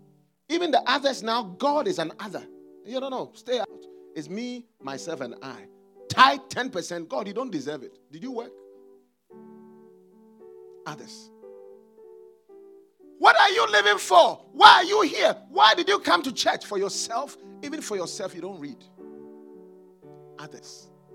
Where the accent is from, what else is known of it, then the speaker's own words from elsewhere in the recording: New York, United States; now in Memphis, United States; I came from New York. Yeah. My original, my children were born in New York. New York, the city so great, they named it twice. New York, New York. Yeah. I left New York to come to Memphis.